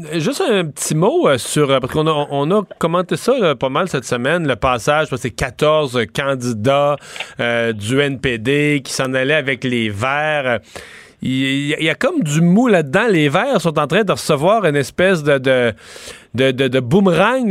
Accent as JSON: {"language": "French", "region": "eastern Quebec", "country": "Canada", "said": "mon coin de pays, dans l'est du Québec"}